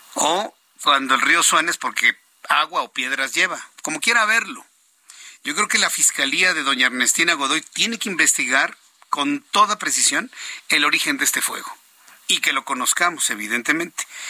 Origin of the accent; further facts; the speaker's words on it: Mexico; Así somos los mexicanos